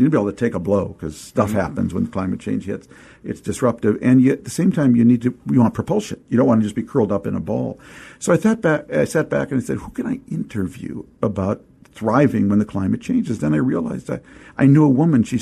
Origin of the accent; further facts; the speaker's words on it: St. Louis Park, Minnesota, United States; the amazing community I grew up in outside of Minneapolis, a small town/suburb called St. Louis Park.